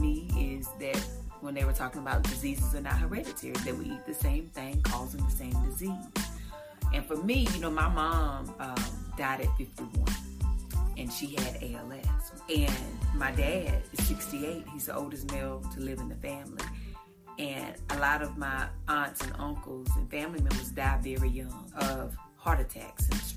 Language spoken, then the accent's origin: English; Eden, North Carolina, United States; I'm originally from Eden, North Carolina. I'm a small town country girl